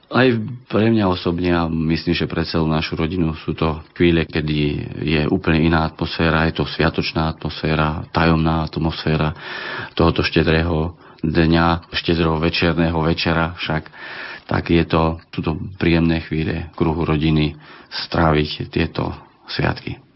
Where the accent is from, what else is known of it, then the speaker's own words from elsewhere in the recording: Zuberec, Žilina Region, Slovakia; To je taká novodobá tradícia, ktorá je už tak spätá s vianočným obdobím u nás v Zuberci